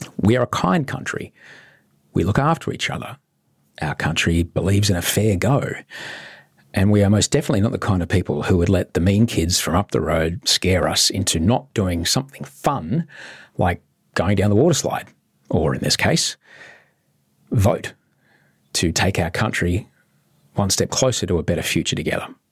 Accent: Brisbane, Queensland, Australia; I grew up in Brisbane, and growing up there

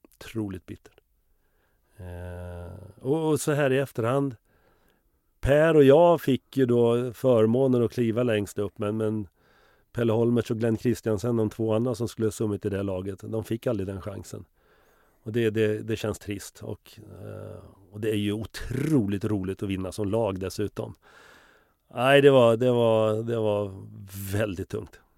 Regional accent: Finspång, Östergötland, Sweden; also born or lived in Liberia / Stockholm; vi kom hem från Liberia sextionio, så flyttade jag till Finspång nittonhundrasjuttio

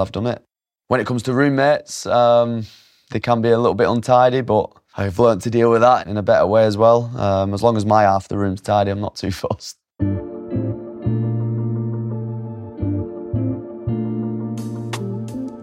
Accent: Oldham, North West England, United Kingdom; born or raised there

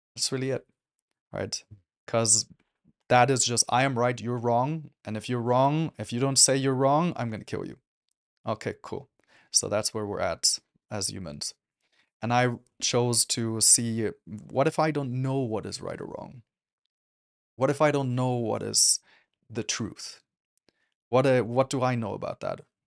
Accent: Germany; I grew up in Germany

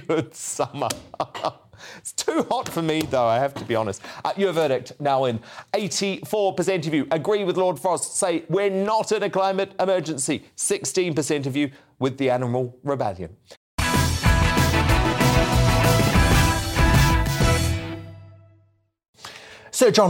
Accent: New Zealand; now in United Kingdom; I grew up in New Zealand

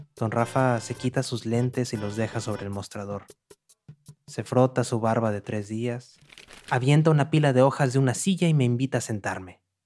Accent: Monterrey, Nuevo León, Mexico; moved away as an adult; now in New York, United States; Nací en Monterrey, al noreste de México hace varios años que me fui para Nueva York

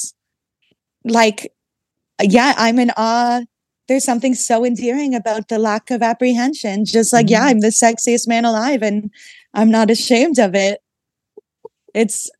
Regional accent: Canada; now in Brooklyn, United States; growing up in Canada, we had to do, it was like grade two or three

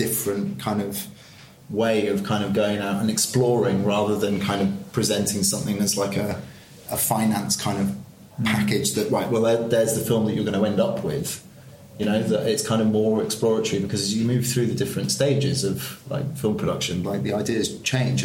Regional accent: Yorkshire and the Humber, United Kingdom; moved away as an adult; now in London, United Kingdom; I'm not from London, I'm from Yorkshire originally, but, you know, I've been living here since 2007 on and off

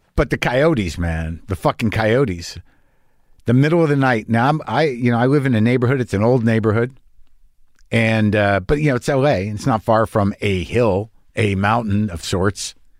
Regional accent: New Mexico, United States; I grew up in New Mexico

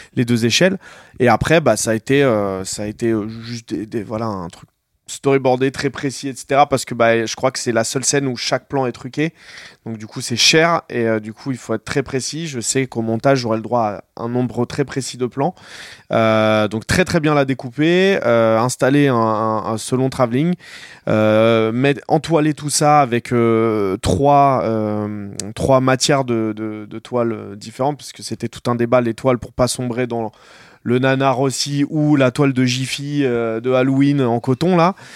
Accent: Noisy-le-Grand, Île-de-France, France; j'ai grandi, j'ai grandi à Noisy

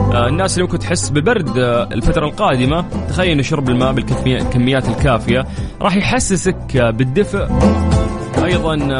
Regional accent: Saudi Arabia; عندنا في المملكة العربية السعودية

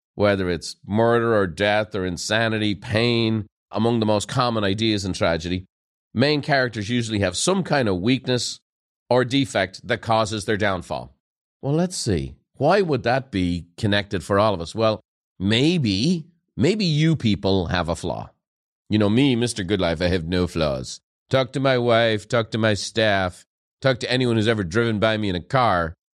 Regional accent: Dublin, Ireland; moved away; growing up in Ireland

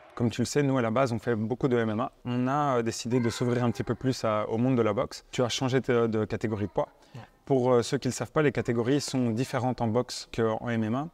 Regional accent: Belgium; on est belges

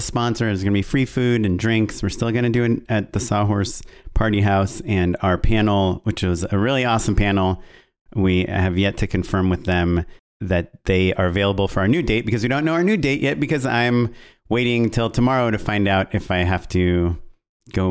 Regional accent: Israel; moved away; I'm Israeli and that I grew up in Israel.

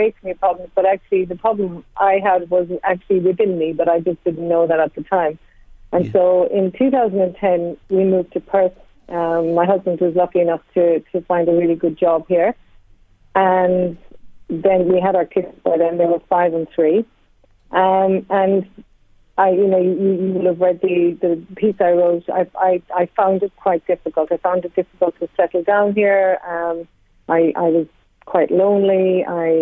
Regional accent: Cork, Munster, Ireland; now in Australia; I grew up in Cork

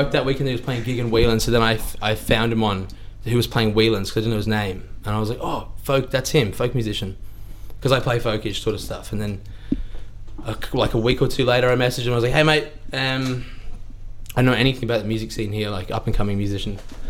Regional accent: Ireland; Like, I grew up with Irish people, but I was like, that's just me. I'm just like that. Like, I'm just Irish.

